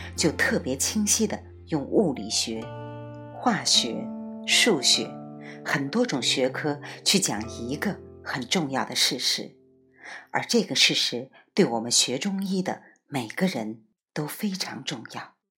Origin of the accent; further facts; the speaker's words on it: China; 我们中国人